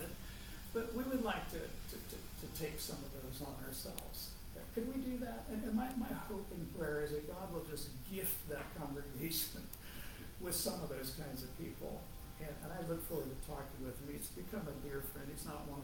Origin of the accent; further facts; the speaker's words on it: Ohio, United States; moved away; I'm from Ohio